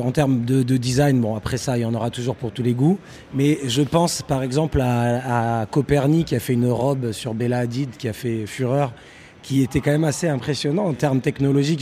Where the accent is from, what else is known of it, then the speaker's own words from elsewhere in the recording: Paris, Île-de-France, France; moved away; also born or lived in Manchester; je suis parisien